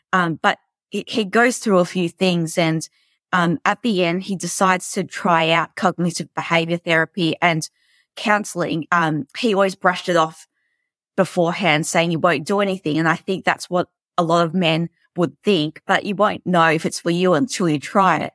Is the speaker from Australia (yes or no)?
yes; Melbourne, Victoria, Australia; I'm from Melbourne, Australia. Um, I've lived here my whole life.